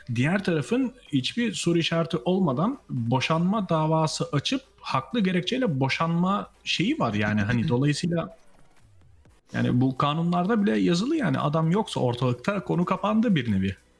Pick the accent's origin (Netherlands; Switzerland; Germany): Netherlands; also born or lived in Turkey; Hollanda'da yaşıyorum. 6 ay önce geldim. Ee, zaten Hollandalıyım. Aslında gelmedim yani geri döndüm. Hollandalıyım